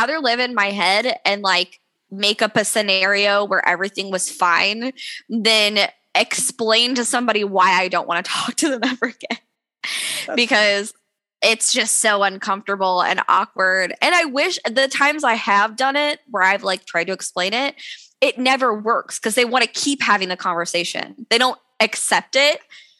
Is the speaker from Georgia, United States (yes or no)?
no; Missouri, United States; also born or lived in Kentucky / Tennessee / Texas; now in Alaska, United States; I'm originally from Missouri.